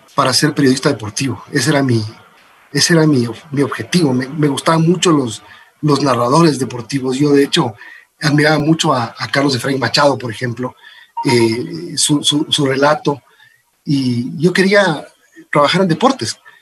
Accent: Ecuador; also born or lived in Los Angeles, United States; luego vine a vivir en el Ecuador muy chiquito, mis padres se separaron y entonces eh, vine para acá. y viví eh, toda mi infancia, toda mi juventud con mis tíos

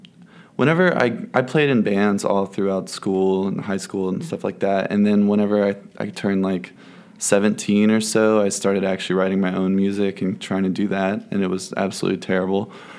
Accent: Fort Worth, Texas, United States; moved away as an adult; also born or lived in Dallas; now in Nashville, United States; I grew up in Fort Worth. I went to school in Dallas for a year for college.

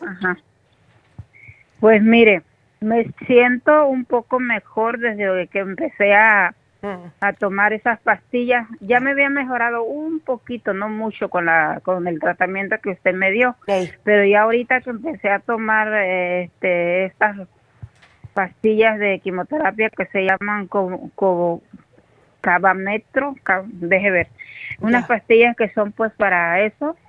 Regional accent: Mexico; yo soy mexicana

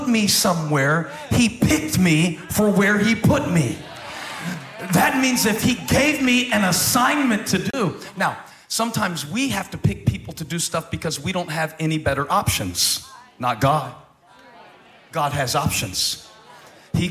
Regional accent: Moncks Corner, South Carolina, United States; I grew up in Monk's Corner, South Carolina

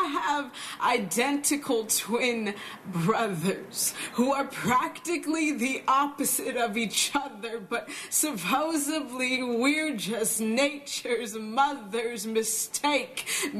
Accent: Southern California, United States; I grew up in Southern California. Where abortion is very accepted to the point where it's just not a conversation.

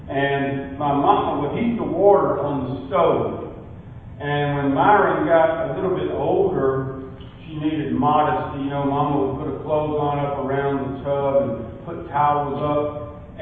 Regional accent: Porterdale, Georgia, United States; I was raised in Porterdale, a little mill village in North Georgia near here. I'm a I'm proud of it. Porterdale was a great place to be raised.

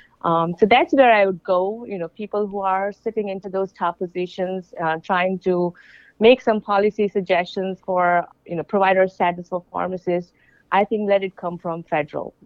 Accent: India; moved away; I'm from India

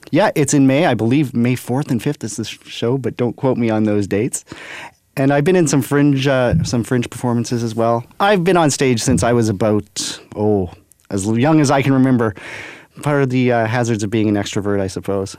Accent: Brandon, Manitoba, Canada; moved away as an adult; now in Winnipeg, Canada; I am born and raised in Brandon, Manitoba

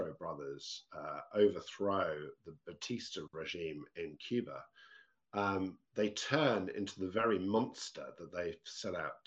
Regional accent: United Kingdom; As a British person

